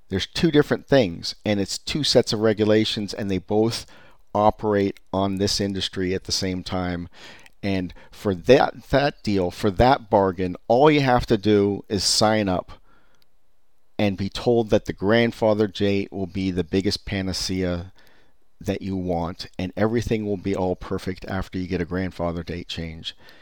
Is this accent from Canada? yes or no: no; Silicon Valley, California, United States; I was born and raised in Silicon Valley